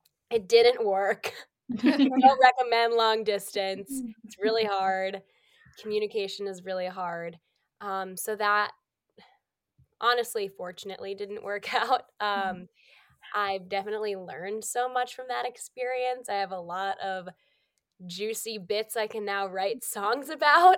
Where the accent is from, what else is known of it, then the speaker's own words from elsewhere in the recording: Massachusetts, United States; moved away as an adult; now in New York, United States; I'm from Massachusetts. So I'm currently in Massachusetts. I'm still home for the holidays